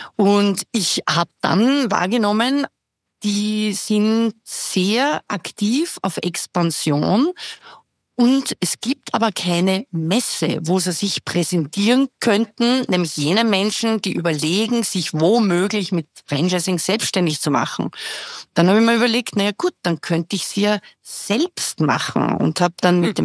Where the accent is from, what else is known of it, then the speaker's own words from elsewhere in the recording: Vienna, Austria; ich bin 58, bin Wienerin